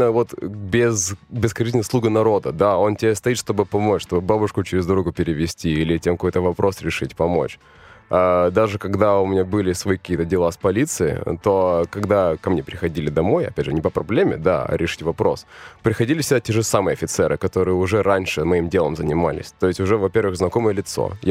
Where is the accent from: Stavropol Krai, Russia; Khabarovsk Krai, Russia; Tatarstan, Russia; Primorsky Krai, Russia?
Khabarovsk Krai, Russia; Khabarovsk; also born or lived in Vladivostok; now in Moscow, Russia; Не, я родился в Владивостоке, жил я в Хабаровске.